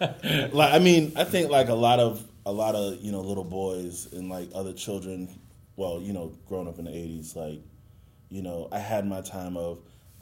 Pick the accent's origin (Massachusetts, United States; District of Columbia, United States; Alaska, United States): Massachusetts, United States; Boston; I'm from Boston, Boston, Mass.